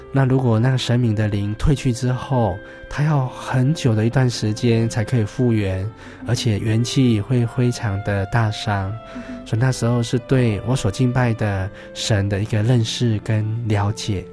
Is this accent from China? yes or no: no; Taiwan; 乡村长大的小孩